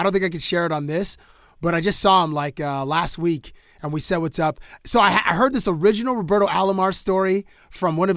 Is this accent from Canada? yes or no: yes; Canada; now in Toronto, Canada; as a Canadian